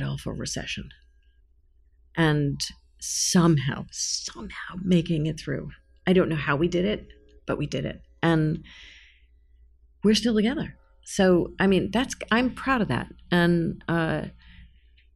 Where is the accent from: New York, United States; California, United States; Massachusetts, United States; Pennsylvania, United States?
New York, United States; I'm a New Yorker